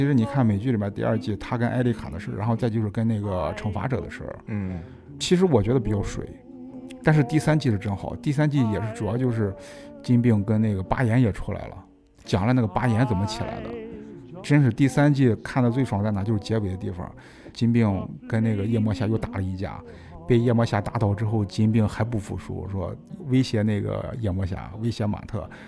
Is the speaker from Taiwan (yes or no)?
no; China; 我们中国人也有这个情节